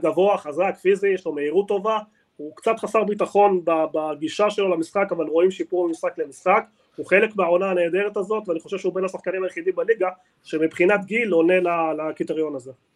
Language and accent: Hebrew; Argentina; now in Israel; אני בא ממדינה ו... אחד המשחקים הראשונים שלי בילדות נהרג אוהד ביריות, בבוקה, בגלל של בוקה, משחק של ראסינג